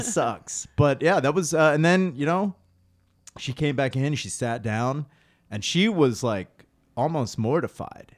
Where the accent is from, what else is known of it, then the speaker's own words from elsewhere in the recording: Spring City, Pennsylvania, United States; moved away as an adult; now in Philadelphia, United States; I grew up in Spring City